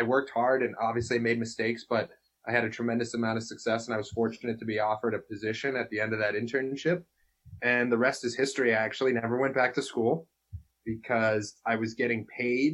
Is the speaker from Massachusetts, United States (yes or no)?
yes; Lexington, Massachusetts, United States; we grew up together in Lexington